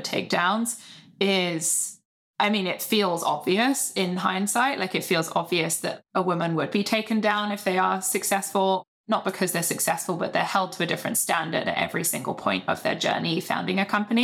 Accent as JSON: {"language": "English", "country": "United Kingdom", "said": "being British"}